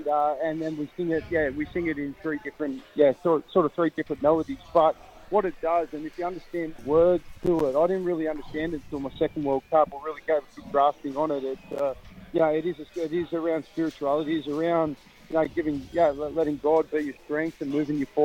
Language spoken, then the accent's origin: English; New South Wales, Australia; I've grew up in Australia. I'm a proud New South Welshman, but I've also got proud Fijian heritage and Fijian blood